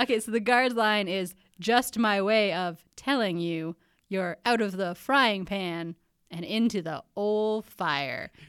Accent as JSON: {"language": "English", "country": "Canada", "also_born_or_lived": "United States", "said": "I'm a Canadian"}